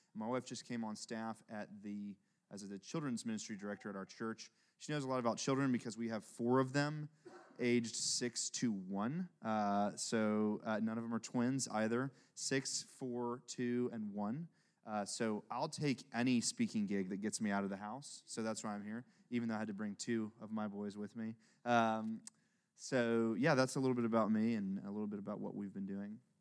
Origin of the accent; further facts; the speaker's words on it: Memphis, Tennessee, United States; also born or lived in Kenya; I grew up in Memphis, Tennessee, where I live now